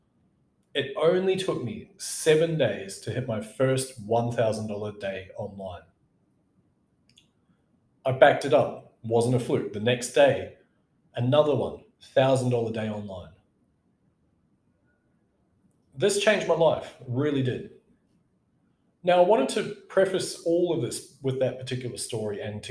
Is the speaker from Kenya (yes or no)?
no; New Zealand; moved away; went back to my home country, New Zealand.